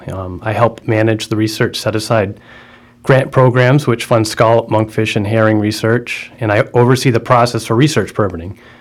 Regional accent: Martha's Vineyard, Massachusetts, United States; I grew up in Martha's Vineyard

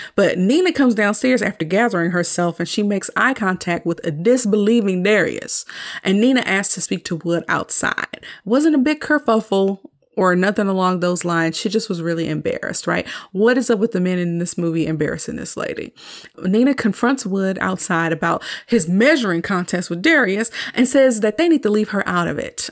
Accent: the South, United States; I'm from the South

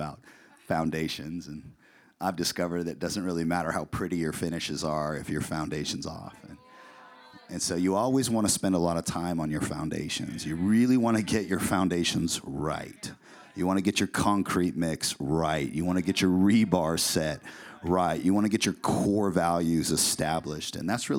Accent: Puyallup, Washington, United States; moved away as an adult; also born or lived in San Diego, California; now in Boise, United States; we're originally from the Northwest, from a little town called Puyallup, Washington.

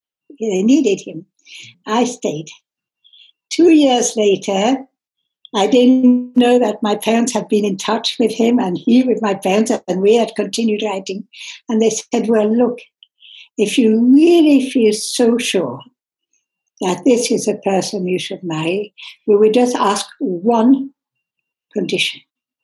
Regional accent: England, United Kingdom; born there; moved away as an adult; also born or lived in France; I was born in England in 1940. I was educated in France. I studied at the university in Reading in Berkshire.

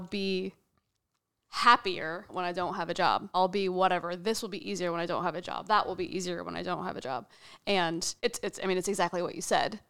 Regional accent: Wichita, Kansas, United States; moved away as an adult; now in New York, United States; I grew up in Wichita, Kansas

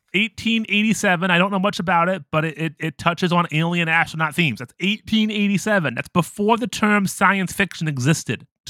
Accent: Ohio, United States; I'm from America, and I grew up in Ohio

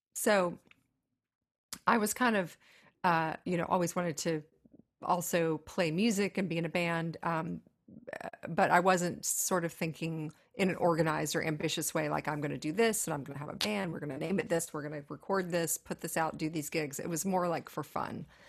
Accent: Tennessee, United States; growing up in Tennessee

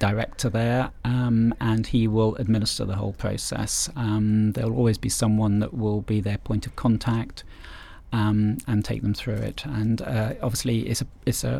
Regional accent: England, United Kingdom; we're English

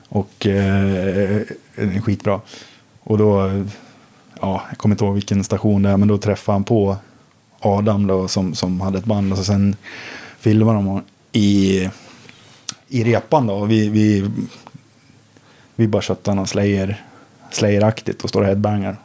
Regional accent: Sandviken, Gävleborg County, Sweden; moved away as an adult; now in Stockholm, Sweden; Jag bodde i Sandviken då, där, där jag är född och uppvuxen

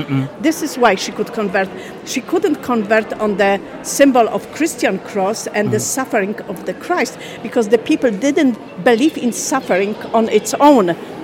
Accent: Poland; now in Ireland; I'm originally from Poland.

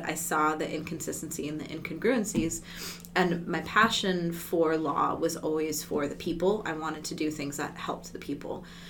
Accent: Barstow, California, United States; born there; So I was born in Barstow, California. And if nobody's familiar with where that is, that's an okay thing because it's not a memorable California location.

